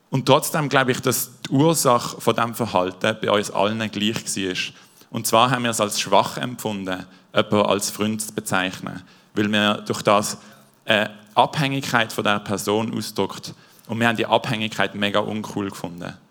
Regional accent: Basel-Landschaft, Switzerland; Und zwar, ich bin in Baseland aufgewachsen, in einem Dorf.

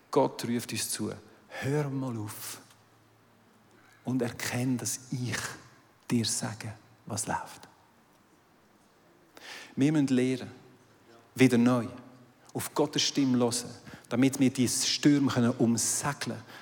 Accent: Aargau, Switzerland; now in Zurich, Switzerland; Ich kommentiere jetzt den Betrag nicht, ich bin aus dem Aargau, es sind deine Steuergelder.

